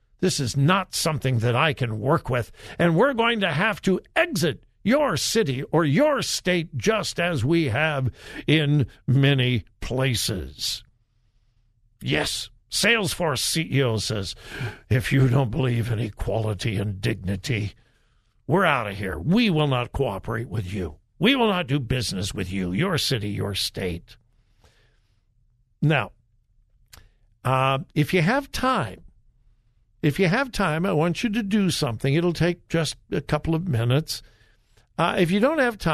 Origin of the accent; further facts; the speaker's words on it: Westerville, Ohio, United States; my hometown